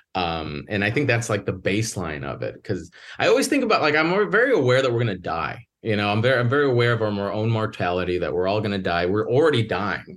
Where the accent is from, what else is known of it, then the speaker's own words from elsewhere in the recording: Northwest Indiana, United States; also born or lived in Chicago; I grew up in the Midwest, Northwest Indiana, right outside Chicago